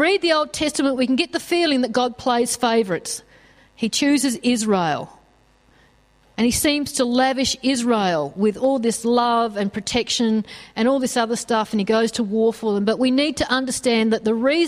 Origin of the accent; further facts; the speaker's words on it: Australia; us as Australian Christians